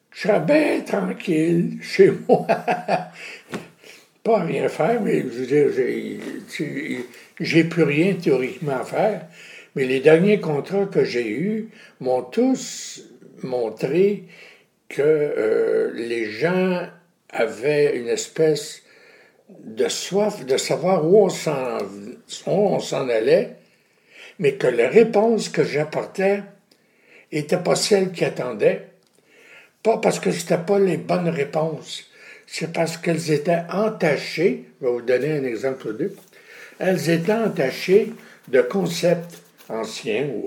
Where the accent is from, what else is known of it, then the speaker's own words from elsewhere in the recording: Quebec, Canada; en tant que Québécoise, Américaine, ou dans tout le pays où je suis allé dernièrement